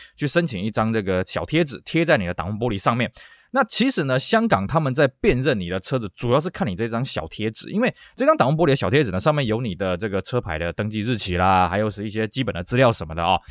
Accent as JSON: {"language": "Chinese", "country": "Taiwan", "said": "像台湾其实啊，我们有些玩车的人会干这种事情啊"}